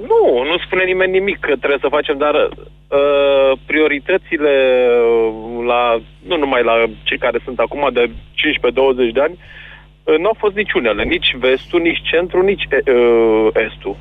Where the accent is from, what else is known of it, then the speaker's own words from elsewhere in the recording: Brașov, Brașov County, Romania; sunt din Brașov